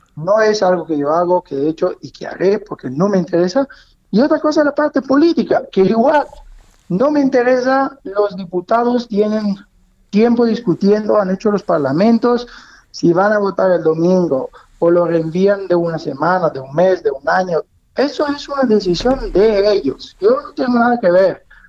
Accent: Italy; now in Mexico

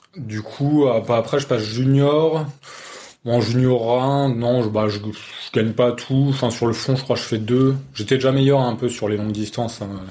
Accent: Saint-Quentin, Hauts-de-France, France; je suis originaire de Saint-Quentin en Picardie

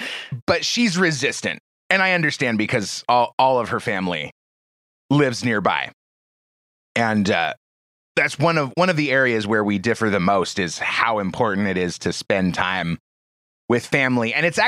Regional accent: Portland, Oregon, United States; I grew up in the Portland area, and it's the same story, you know, all along the coast in the Northwest U.S.

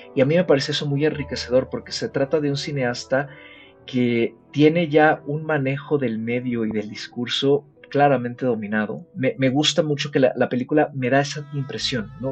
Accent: Mexico; acá como audiencia mexicana

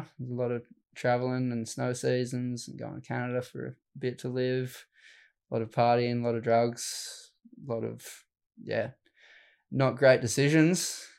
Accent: Helensburgh, New South Wales, Australia; Down Wollongong area. So a little place called Stemmel Park. Yeah, I grew up in Helensburg, but Stemmel Park's the beach there.

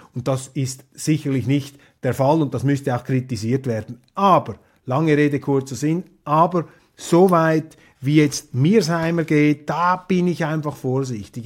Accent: Switzerland; als Schweizer Demokrat

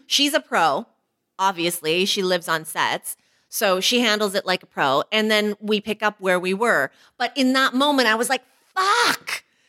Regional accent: Canada; an Asian woman who was born in Canada

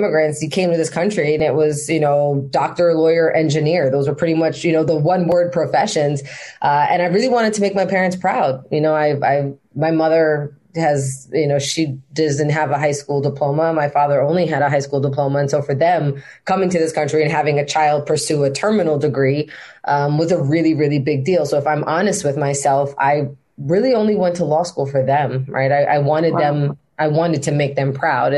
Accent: Maryland, United States; also born or lived in New York; I was born in New York, left New York because my father was working for the federal government at the time, and we got sent over to Maryland. And so that's where I spent most of my formative years, right, from seven onward.

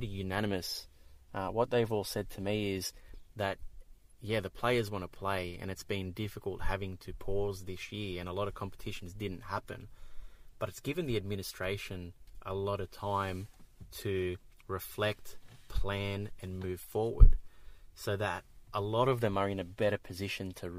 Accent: Australia; accent: Australian (implied)

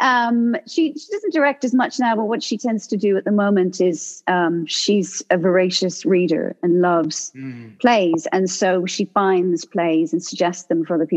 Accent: Ireland; I'm from Ireland

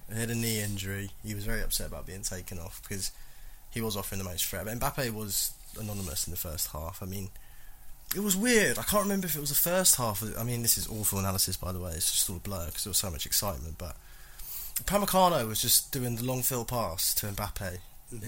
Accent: England, United Kingdom; as English people

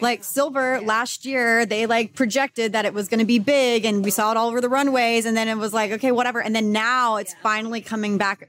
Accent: Texas, United States; I grew up in Texas.

